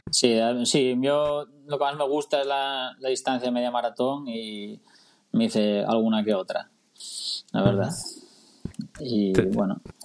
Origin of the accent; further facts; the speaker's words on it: Tineo, Asturias, Spain; also born or lived in Mallorca; now in Gijón, Spain; soy asturiano, vivo en, en, Gijón, pero soy de Tineo